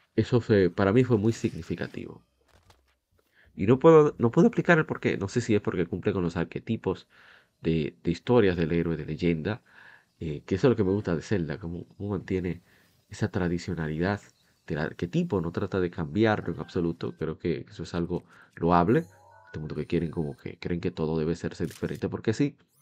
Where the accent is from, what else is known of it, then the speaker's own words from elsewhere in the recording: Dominican Republic; como decimos aquí en mi país, en República Dominicana